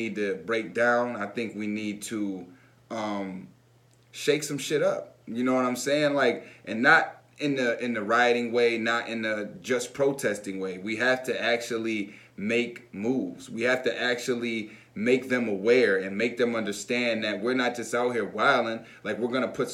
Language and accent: English; United States